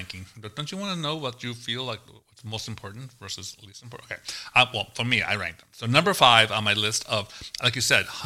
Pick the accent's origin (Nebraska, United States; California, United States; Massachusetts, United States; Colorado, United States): Massachusetts, United States; Boston; I was born in Boston